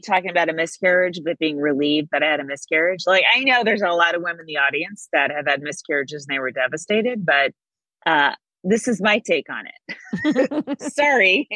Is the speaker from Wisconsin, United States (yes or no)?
no; Bay Area, California, United States; I'm from the Bay Area